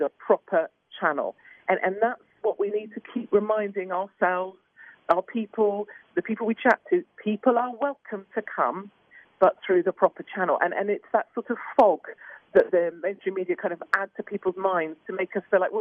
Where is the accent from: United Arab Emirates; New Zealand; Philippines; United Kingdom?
United Kingdom